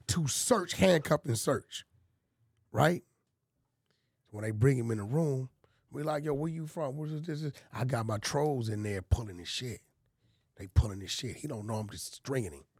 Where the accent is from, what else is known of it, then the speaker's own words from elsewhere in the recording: Los Angeles, California, United States; I'm from Pacoima, bro. I grew up eating mole, fighting roosters